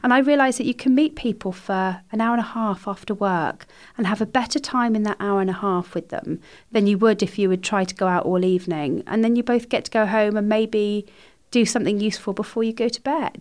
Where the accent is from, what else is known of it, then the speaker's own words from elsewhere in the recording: Somerset, South West England, United Kingdom; moved away; I'm from Somerset originally